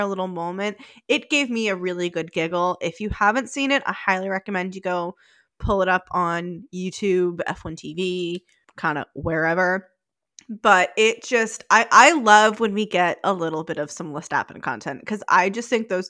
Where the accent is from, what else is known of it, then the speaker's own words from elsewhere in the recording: New England, United States; I'm a girl from New England